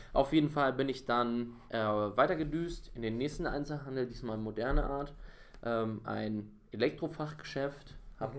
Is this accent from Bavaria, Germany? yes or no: yes; Bavaria, Germany; accent: Bavarian; now in Berlin, Germany; meine Kindheit in Bayern war perfekt, wirklich. Also es hätte besser nicht laufen können, weil ich einfach in so einer Blase aufgewachsen bin.